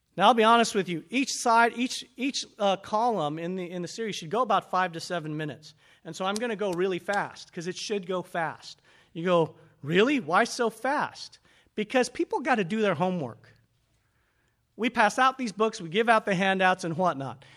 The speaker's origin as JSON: {"language": "English", "country": "United States", "said": "we were raised up in America"}